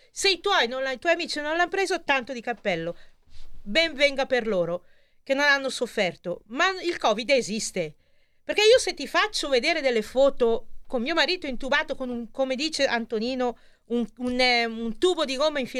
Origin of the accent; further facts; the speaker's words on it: Carvico, Lombardy, Italy; io e mio marito siamo di Bergamo, siamo di Carvico